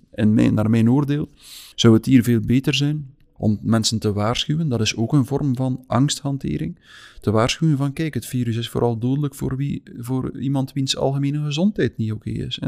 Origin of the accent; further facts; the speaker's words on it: West Flanders, Belgium; moved away as an adult; now in Meigem, Belgium; Wel, ik ben van West-Vlaanderen afkomstig, maar ik ben nu uitgeweken tot vlak over de grens met Oost-Vlaanderen